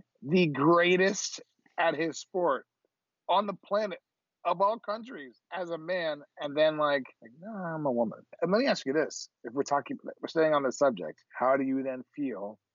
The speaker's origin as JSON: {"language": "English", "town": "Miami", "region": "Florida", "country": "United States", "tie": "born or raised there", "said": "we grew up in Miami"}